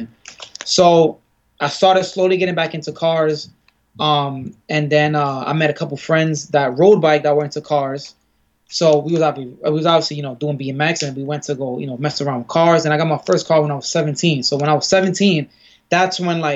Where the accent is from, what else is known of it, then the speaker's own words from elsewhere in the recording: New York City, New York, United States; I grew up in Bed-Stuy